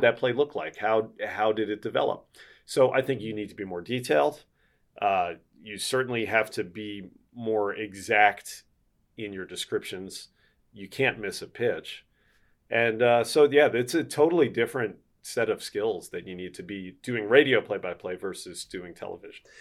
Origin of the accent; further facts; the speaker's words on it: Philadelphia, Pennsylvania, United States; now in Milwaukee, United States; I grew up in Philadelphia.